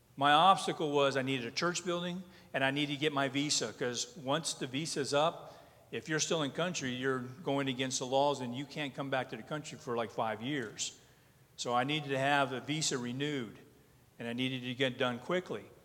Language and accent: English; North Dakota, United States; I'm from North Dakota.